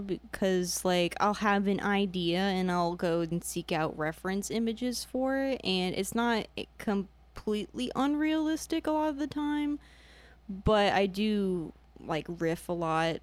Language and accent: English; Spring Hill, Florida, United States; also born or lived in Indiana; I'm from Spring Hill, which is like an hour away from Tampa, but I was born in Indiana